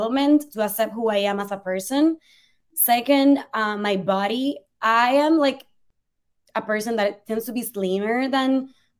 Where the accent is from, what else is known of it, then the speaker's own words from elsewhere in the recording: Puerto Rico; English is a second language; moved away as an adult; also born or lived in Spain / Ireland; now in New York City, United States; being born and raised in Puerto Rico, a beautiful island in the Caribbean